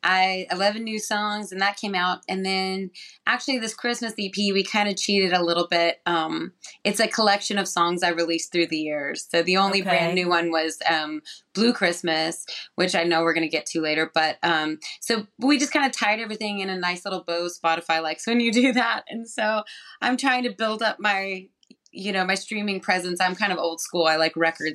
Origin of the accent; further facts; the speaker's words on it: New Mexico, United States; I'm from New Mexico